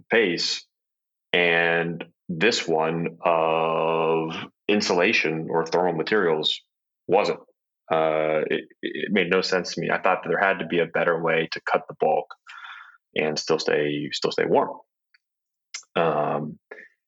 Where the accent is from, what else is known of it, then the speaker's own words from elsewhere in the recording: Ohio, United States; I grew up in Ohio